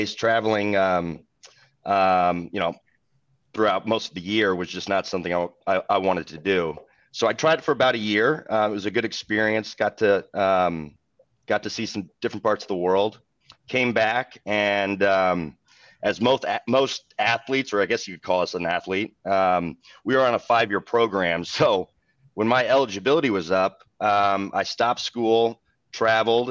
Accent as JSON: {"language": "English", "town": "Kansas City", "country": "United States", "tie": "born or raised there", "said": "I grew up in Kansas City"}